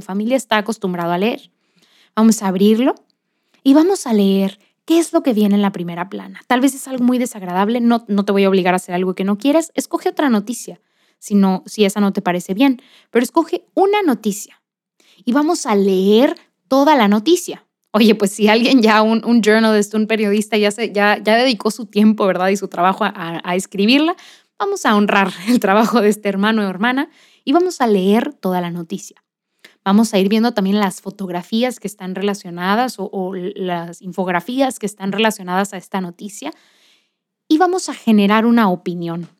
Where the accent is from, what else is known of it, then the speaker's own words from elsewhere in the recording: Monterrey, Nuevo León, Mexico; soy de Monterrey, Nuevo León, México